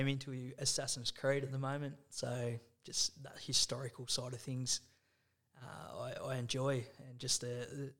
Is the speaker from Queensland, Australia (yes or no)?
no; Tinamba, Victoria, Australia; also born or lived in Frankston / Maffra; now in Sale, Australia; Grew up in Tanamba. Lived there for most of my childhood.